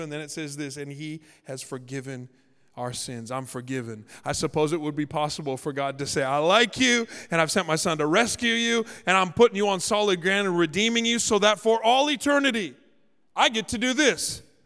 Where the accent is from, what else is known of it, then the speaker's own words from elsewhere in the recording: Canada; now in Los Angeles, United States; I'm Canadian